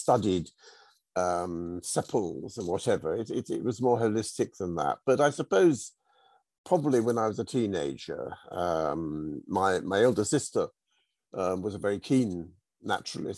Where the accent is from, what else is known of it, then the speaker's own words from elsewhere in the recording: United Kingdom; moved away as an adult; now in South Norfolk, United Kingdom; I grew up in the Chilterns, on the Hertfordshire Buckinghamshire border, and I spent most of the first sort of three quarters of my life there.